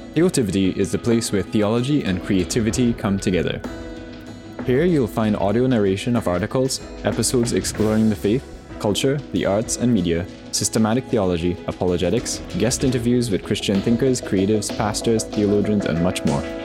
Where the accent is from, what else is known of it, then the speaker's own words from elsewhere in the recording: Trinidad & Tobago; I'm a Trinidadian